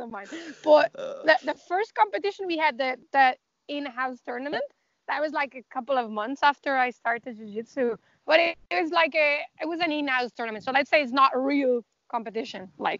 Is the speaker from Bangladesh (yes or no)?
no; Dublin, Leinster, Ireland; so we are from Dublin, so we rented the bus.